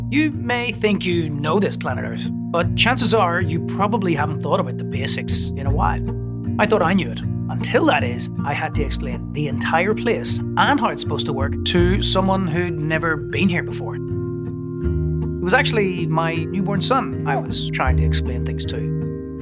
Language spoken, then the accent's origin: English; Northern Ireland, United Kingdom; where I was growing up in Northern Ireland